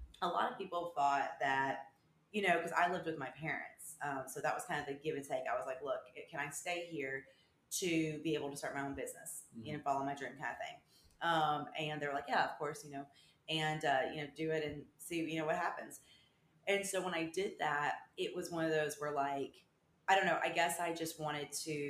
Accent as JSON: {"language": "English", "town": "Murfreesboro", "region": "Tennessee", "country": "United States", "also_born_or_lived": "Nashville, Tennessee / Vermont", "said": "I am from Murfreesboro, Tennessee."}